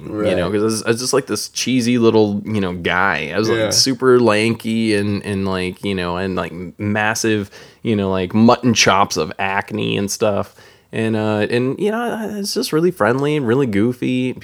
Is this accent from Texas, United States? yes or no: yes; Texas, United States; Growing up in Texas, when I was a little bit older, you know, I was in high school at this point